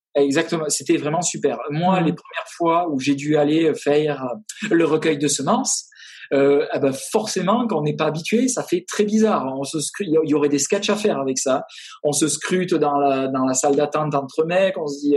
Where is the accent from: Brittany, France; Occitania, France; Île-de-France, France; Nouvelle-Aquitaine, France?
Nouvelle-Aquitaine, France; half Landes, half Basque Country; moved away as an adult; now in Austin, United States; je suis originaire du sud-ouest, euh, à moitié les Landes, à moitié le Pays Basque